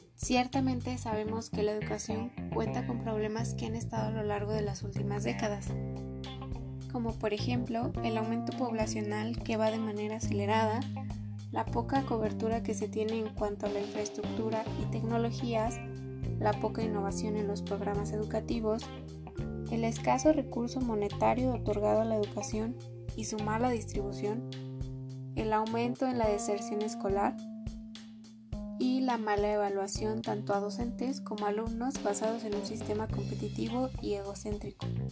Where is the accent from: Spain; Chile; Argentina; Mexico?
Mexico; tenemos todos los mexicanos